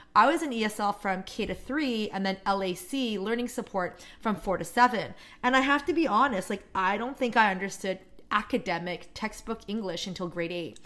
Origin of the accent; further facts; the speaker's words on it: North Vancouver, British Columbia, Canada; first language Korean; English is a second language; I grew up on the North Shore.